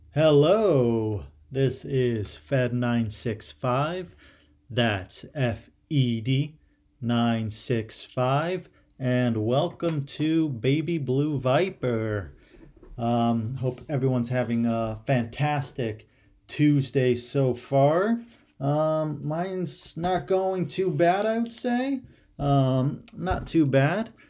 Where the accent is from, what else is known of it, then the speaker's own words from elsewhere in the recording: Ohio, United States; moved away; growing up in Ohio